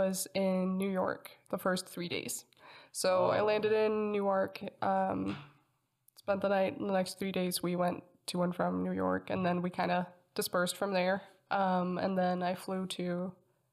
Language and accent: English; Denmark; first language Danish; English is a second language; moved away as an adult; now in United States; I was born and raised in Denmark in Scandinavia, Northern Europe